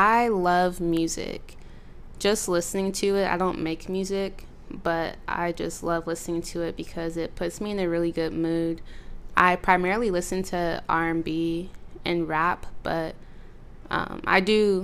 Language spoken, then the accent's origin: English; San Jose, California, United States; moved away as an adult; now in Sacramento, United States; I currently reside in Sacramento, California, but I was primarily raised in the Bay, San Jose to be exact